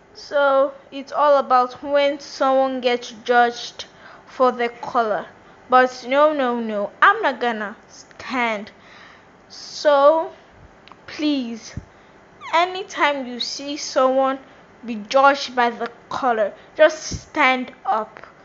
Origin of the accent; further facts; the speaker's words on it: New York, United States; also born or lived in Nigeria; I am a black American. I'm from Nigeria and I was born in New York, Brooklyn